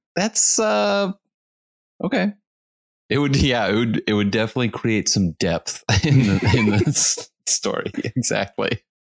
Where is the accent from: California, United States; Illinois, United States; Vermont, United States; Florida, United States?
Florida, United States; Tarpon Springs; I grew up there.